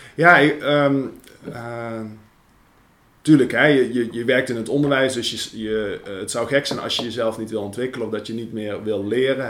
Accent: Veldhoven, North Brabant, Netherlands; accent: Brabants; moved away as an adult; also born or lived in western Netherlands / Amsterdam; ik kom uit Brabant. Ik ben geboren en getogen in Veldhoven. En op mijn twintigste ben ik naar, eh, naar het westen verhuisd.

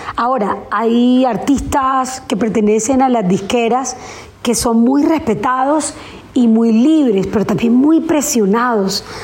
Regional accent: Colombia

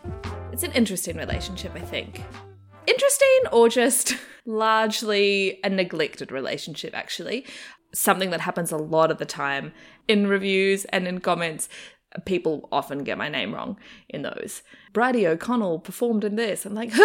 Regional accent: New Zealand; accent: Kiwi; moved away as an adult; now in Australia; So when I first moved to Australia to finish my degree, the first year my accent sort of stayed fairly strong and Kiwi, and I definitely was teased a lot.

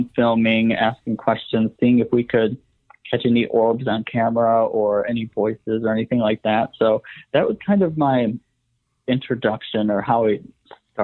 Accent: Wisconsin, United States; I grew up in Wisconsin

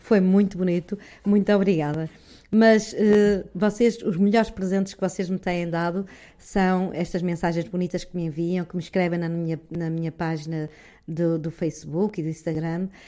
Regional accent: Norte, Portugal; accent: northern Portuguese; com a minha pronúncia do norte aqui bem acentuada.

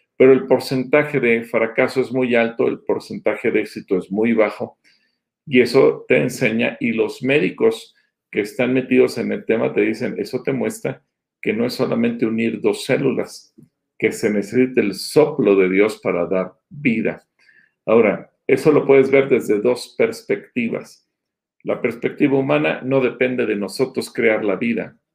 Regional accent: Mexico; como mexicanos no judíos

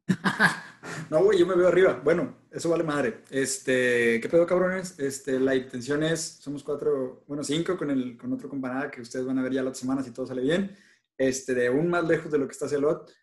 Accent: Mexico; nosotros somos mexicanos todos

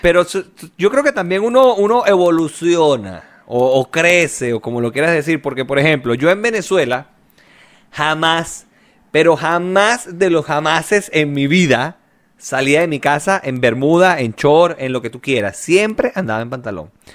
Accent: Chile

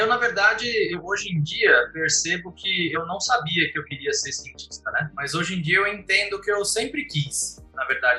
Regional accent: Santo André, São Paulo, Brazil; moved away as an adult; also born or lived in São Bernardo do Campo / Germany / Cambridge, United Kingdom; now in Campinas, Brazil; eu nasci em Santo André

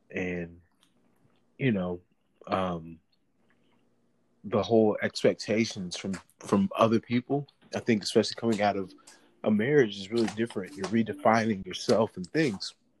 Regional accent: St. Louis, Missouri, United States; I'm originally from St. Louis, Missouri

